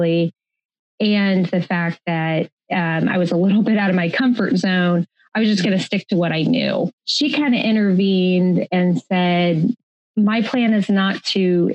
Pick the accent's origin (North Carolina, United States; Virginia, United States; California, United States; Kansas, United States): Kansas, United States; I was born and raised in Kansas.